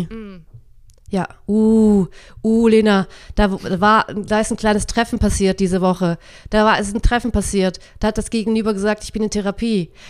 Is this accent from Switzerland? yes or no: yes; Switzerland; ich bin ja Schweizerin